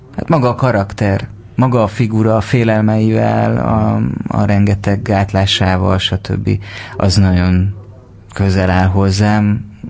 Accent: Siklós, Baranya, Hungary; én délbaranyai vagyok

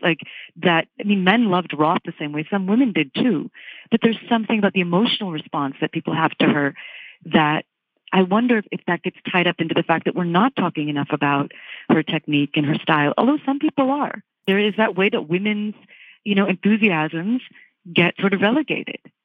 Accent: Virginia, United States; I grew up in Virginia

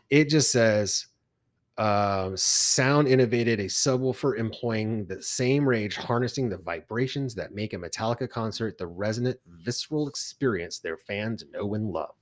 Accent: Texas, United States; And I said, "Texas."

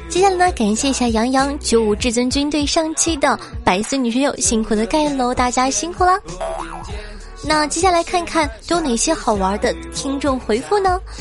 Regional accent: northern China, China; 我从小在北方长大

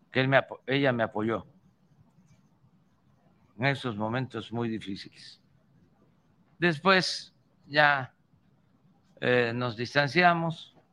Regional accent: Tabasco, Mexico; Como todos en Tabasco, o casi todos, tenemos apodo.

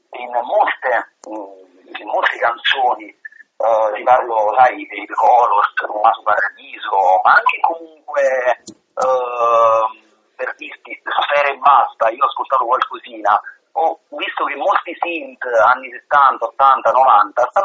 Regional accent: Caserta, Campania, Italy; born there; Siamo proprio a Caserta, Caserta.

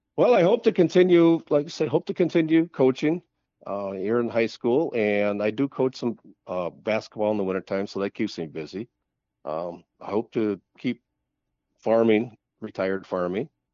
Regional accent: Jackson, Minnesota, United States; in a s, small town in southwestern Minnesota, Jackson, Minnesota, which is just east of, uh, Sioux Falls and I ninety, about ninety miles

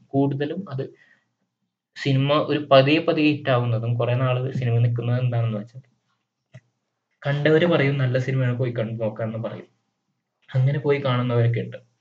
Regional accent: Malayali, Kerala, India; നമ്മൾ മലയാളികൾക്ക് അല്ലെങ്കിൽ ഇന്ത്യക്കാർക്ക്

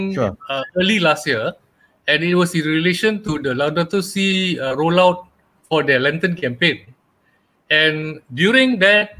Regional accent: Malacca, Malaysia; now in Selangor, Malaysia; I originate from Malacca, transported to Selangor in 1988 or so

